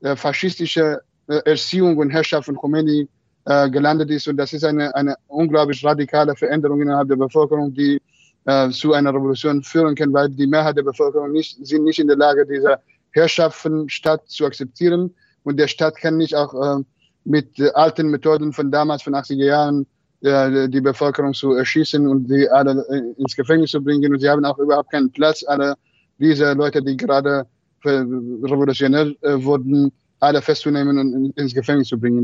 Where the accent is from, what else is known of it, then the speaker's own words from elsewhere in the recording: Marivan, Kurdistan, Iran; German is a second language; moved away; meine Heimatstadt Merivan